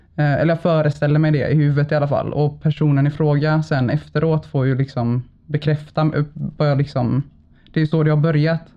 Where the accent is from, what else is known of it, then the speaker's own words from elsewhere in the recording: Gothenburg, Västra Götaland, Sweden; jag är född och uppvuxen i Bergsjön på Siriusgatan